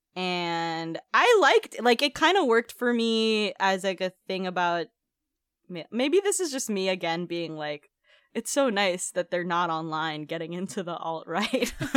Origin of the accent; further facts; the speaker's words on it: Philippines; moved away; growing up in the Philippines